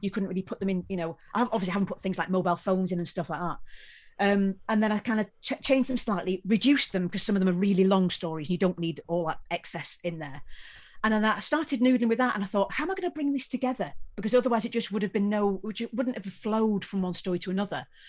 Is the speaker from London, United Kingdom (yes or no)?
no; Wales, United Kingdom; I come from Wales